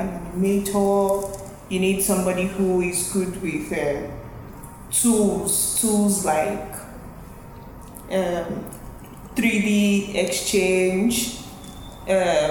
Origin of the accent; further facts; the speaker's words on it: Nigeria; I'm a Nigerian